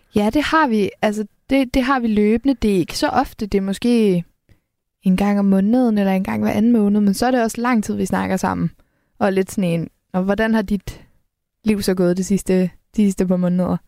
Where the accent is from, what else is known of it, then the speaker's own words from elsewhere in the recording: Helsingør, Capital Region of Denmark, Denmark; jeg kommer fra Helsingør, så det, det er meget en havneby